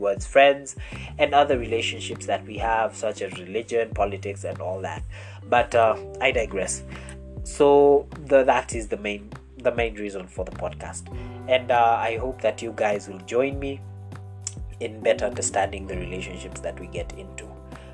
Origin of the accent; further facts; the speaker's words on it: Kenya; I am a Kenyan man